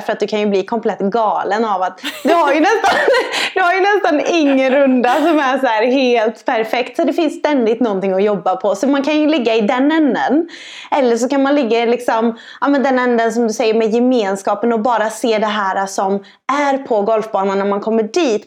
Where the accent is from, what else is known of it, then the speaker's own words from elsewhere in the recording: Sweden; som svensk